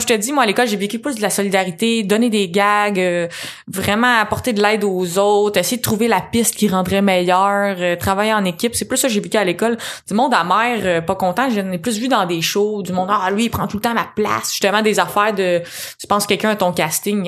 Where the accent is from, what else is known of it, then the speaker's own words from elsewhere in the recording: Châteauguay region, Quebec, Canada; moi, je viens de la région de Châteauguay